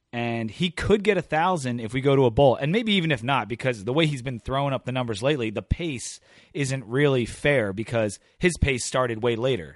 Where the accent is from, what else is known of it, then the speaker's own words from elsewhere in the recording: Delaware, United States; I'm from Delaware